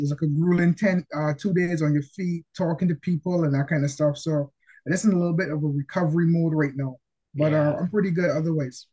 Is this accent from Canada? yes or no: no; Barbados; I'm from Barbados